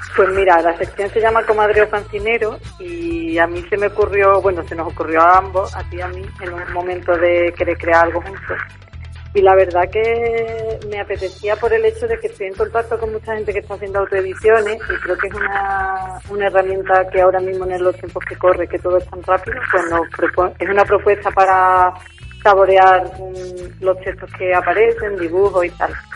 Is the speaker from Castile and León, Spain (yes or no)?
no; Andalusia, Spain; somos feministas andaluzas